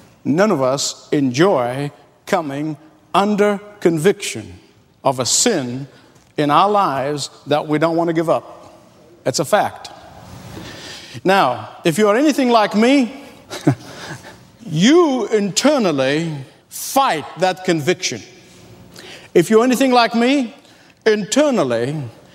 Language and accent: English; Egypt; moved away; also born or lived in Australia / California; growing up in the Middle East